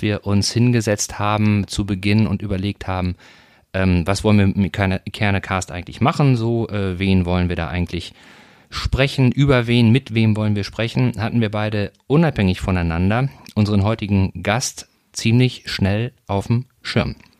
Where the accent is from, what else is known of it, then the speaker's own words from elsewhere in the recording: North Rhine-Westphalia, Germany; moved away; ich komme ursprünglich aus Nordrhein-Westfalen, war also, bin aufgewachsen ein bisschen dichter an, an Gladbach als